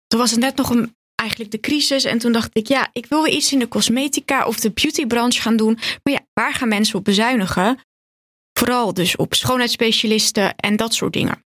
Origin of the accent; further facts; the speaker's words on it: Purmerend, North Holland, Netherlands; also born or lived in Zaanstad; ik ben geboren in de jaren 90 in Zaanstad. Ik ben daar opgegroeid tot mijn achtste. Toen gingen mijn ouders scheiden en toen gingen ze eigenlijk beide naar Purmerend verhuizen. Toen ehm, ben ik daar ook naar school gegaan en ben ik eigenlijk volledig opgegroeid in Purmerend